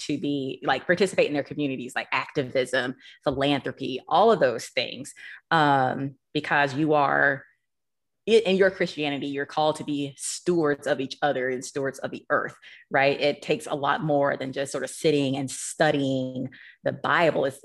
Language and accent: English; Monroe, Georgia, United States; my hometown, Monroe, Georgia